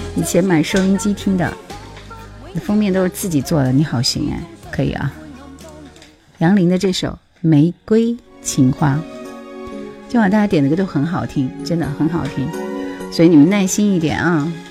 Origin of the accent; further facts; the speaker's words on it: Hubei, China; 我是湖北人，不是广东人